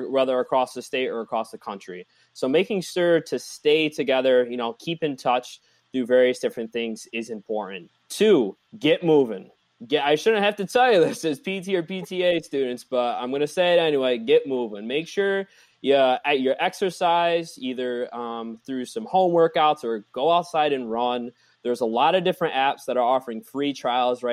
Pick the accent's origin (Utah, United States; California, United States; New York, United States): New York, United States; I'm from New York